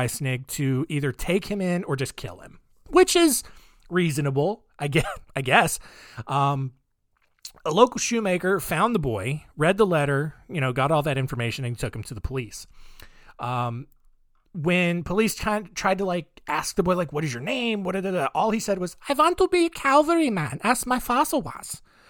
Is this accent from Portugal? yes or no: no; Australia; accent: Australian; It's like my wife pointed out that my British accent is just my Australian accent, which it's the same people.